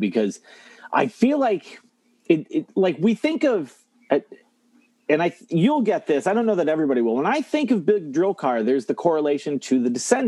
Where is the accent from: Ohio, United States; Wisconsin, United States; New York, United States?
Ohio, United States; I'm from Ohio.